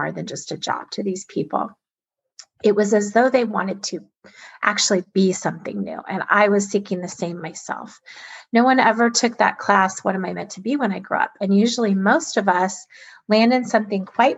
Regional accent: Alaska, United States; I was born and raised in Alaska, an amazing place to grow up

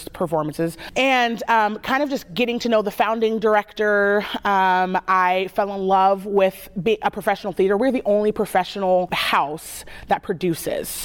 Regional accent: Salem, Oregon, United States; I grew up here in Salem

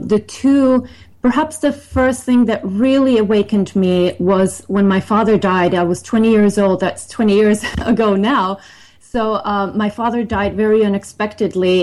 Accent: Finland; also born or lived in Sweden; now in United States; I was born in Sweden and grew up in Finland

